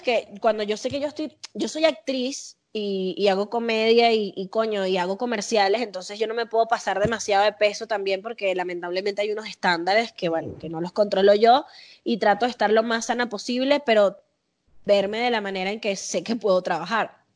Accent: Caracas, Capital District, Venezuela; accent: caraqueño sifrino; also born or lived in Las Palmas, Caracas / Mariperez, Caracas; now in Mexico; Yo soy de la Florida, yo me crié en la Florida

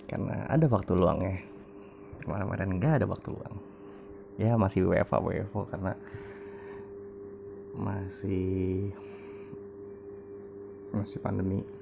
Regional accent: Jakarta, Indonesia; now in Bogor, Indonesia; Gua ini kan pindah ke Bogor 2010 gitu kan Gua uh, lahir dan besar di Jakarta Gua di uh, di Jakarta Timur tepatnya Kampung Makassar

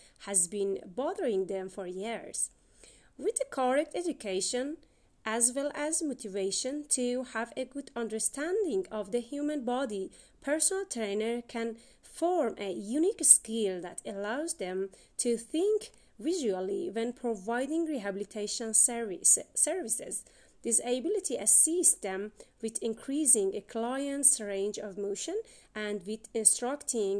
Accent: Iran; from Iran

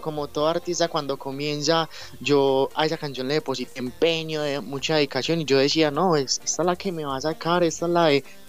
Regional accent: Medellín, Antioquia, Colombia; yo soy de Medellín, Colombia

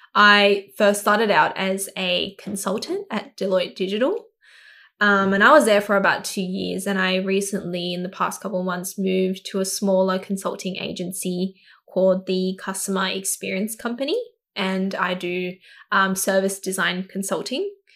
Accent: Sydney, New South Wales, Australia; I grew up in Southwest Sydney in Kabramatta. Um, I was born here and grew up here for twenty-six years of my life

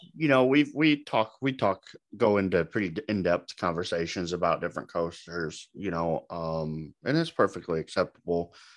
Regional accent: Omaha, Nebraska, United States; I'm from Omaha, s-, still live here in Omaha.

